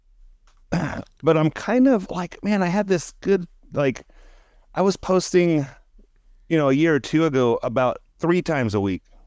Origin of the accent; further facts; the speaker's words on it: Central California, United States; I didn't grow up in Southern California. I'm from Central California